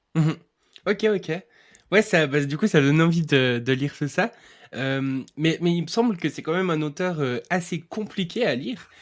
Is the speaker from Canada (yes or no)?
no; Switzerland; je suis suisse